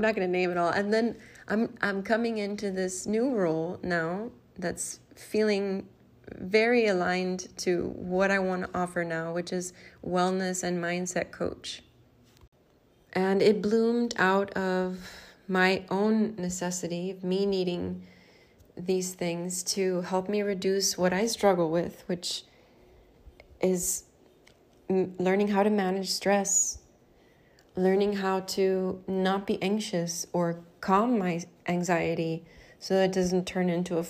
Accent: Miami, Florida, United States; I'm from Miami, Florida in the US

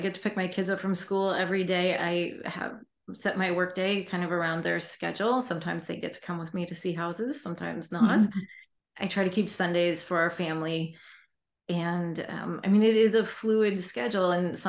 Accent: Poulsbo, Washington, United States; also born or lived in Sun Valley, Idaho / Virginia / New York City; I lived in Virginia and New York City, and I grew up in Paulsboro, outside of Seattle, Washington. And also then in high school, my parents moved to Sun Valley, Idaho, and they're still there.

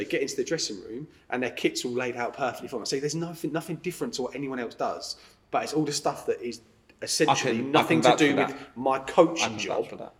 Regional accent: Lincoln, East Midlands, United Kingdom; Born and bred in Lincoln

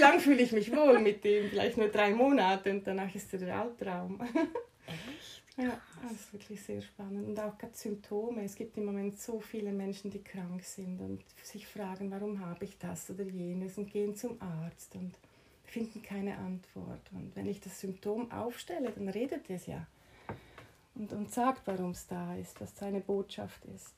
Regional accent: Switzerland; moved away as an adult; now in Mallorca, Spain; dass ich in der Schweiz groß geworden bin und meine Ausbildung gemacht habe

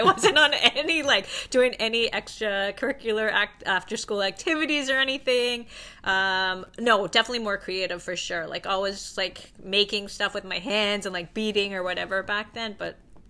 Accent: Toronto, Ontario, Canada; moved away as an adult; also born or lived in United States / Los Angeles; I'm actually from Toronto.

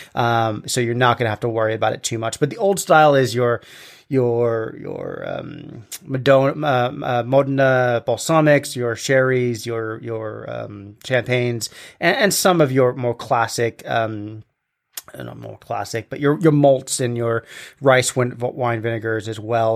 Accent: England, United Kingdom; when I was a kid growing up in England

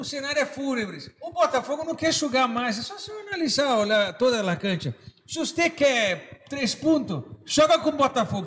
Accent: Argentina; eu sou, argentino

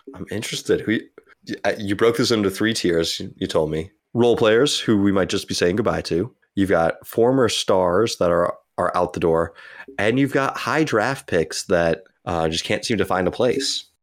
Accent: United States; as an American

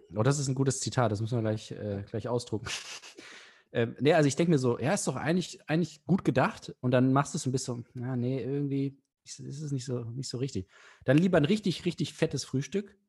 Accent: Hanover, Lower Saxony, Germany; Ich komme aus Hannover

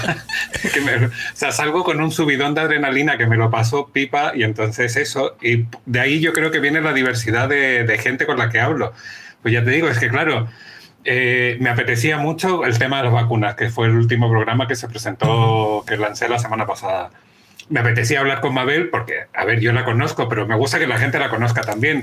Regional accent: Chile; now in Spain; Soy chileno, tengo 44 años, estoy casado

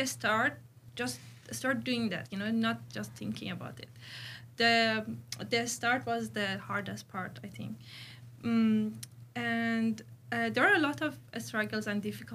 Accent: Iran; moved away as an adult; now in Sydney, Australia; I'm originally from Iran

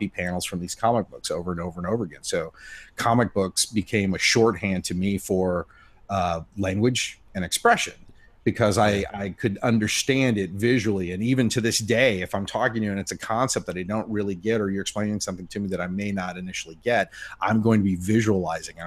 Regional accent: Indiana, United States; moved away; I'm from Indiana and I grew up with a lot of racists

